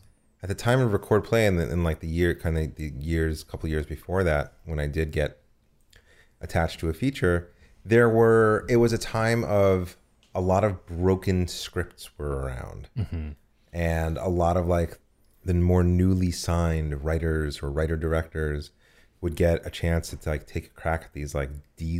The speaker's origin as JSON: {"language": "English", "country": "United States", "also_born_or_lived": "New Jersey", "moved": "yes", "said": "No, I'm from New York and New Jersey. I did undergrad theater at Rutgers."}